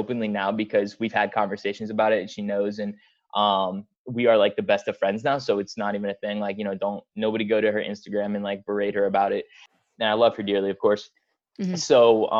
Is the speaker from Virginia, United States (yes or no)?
yes; Virginia, United States; I grew up, I'm from Virginia.